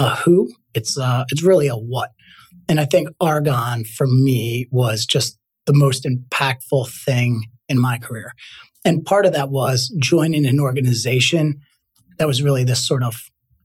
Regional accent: Trenton, New Jersey, United States; I grew up in Trenton, New Jersey. Went to high school there

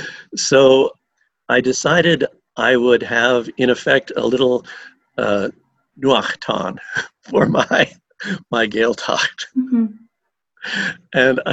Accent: United States; Even though I grew up in the United States

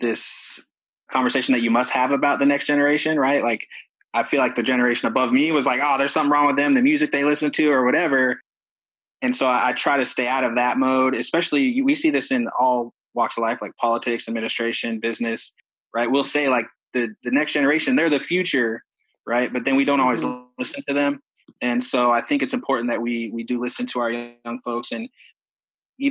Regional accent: Alaska, United States; moved away; I grew up in Alaska.

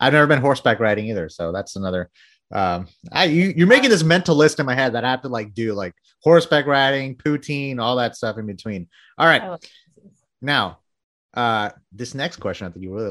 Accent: Bangladesh; moved away; I'm from Bangladesh

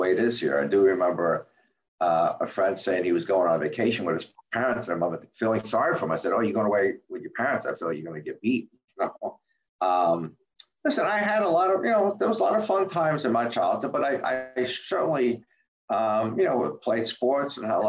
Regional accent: Jersey City, New Jersey, United States; also born or lived in Carteret, New Jersey; I grew up in Jersey City, New Jersey, Hudson County

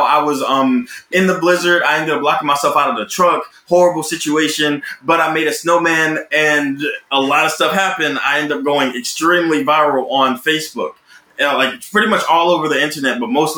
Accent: Roberta, Georgia, United States; now in Los Angeles, United States; I'm from Roberta, Georgia. It is this extremely small country town in the middle of Georgia.

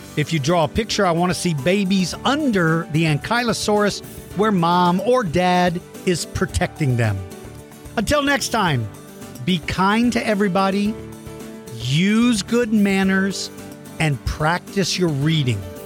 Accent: Colorado Springs, Colorado, United States; I was born in Colorado Springs.

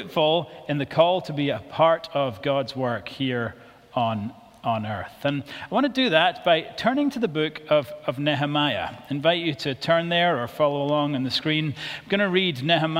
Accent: Scotland, United Kingdom; I'm from Bonnie, Scotland

